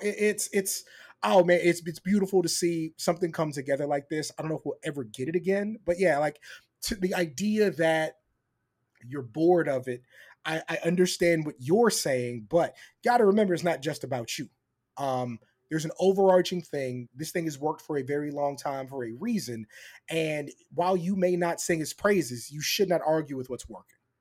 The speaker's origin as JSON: {"language": "English", "town": "San Antonio", "region": "Texas", "country": "United States", "tie": "born or raised there", "said": "in San Antonio, uh, my hometown, shout out San Antonio"}